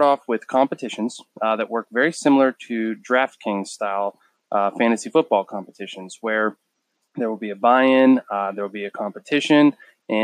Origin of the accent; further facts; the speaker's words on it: Erie, Pennsylvania, United States; now in Charleston, United States; I am from Erie, Pennsylvania.